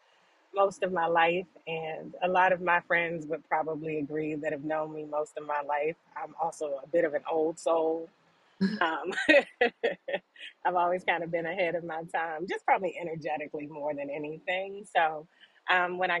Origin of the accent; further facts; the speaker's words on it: Hyattsville, Maryland, United States; moved away as an adult; now in Atlanta, United States; So I'm from Maryland, Hyattsville, Maryland